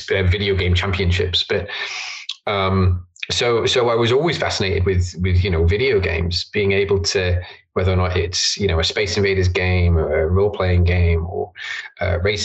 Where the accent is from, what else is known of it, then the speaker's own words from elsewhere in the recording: Isle of Man; Born and bred in the Isle of Man, grew up here.